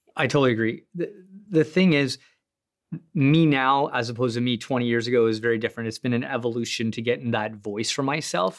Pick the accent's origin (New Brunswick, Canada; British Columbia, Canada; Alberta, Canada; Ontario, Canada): Ontario, Canada; Sudbury; I'm from Sudbury